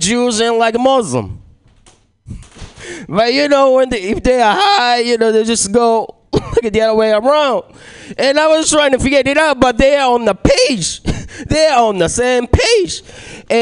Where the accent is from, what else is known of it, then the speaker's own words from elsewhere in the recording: Japan; moved away; I was born and raised in Japan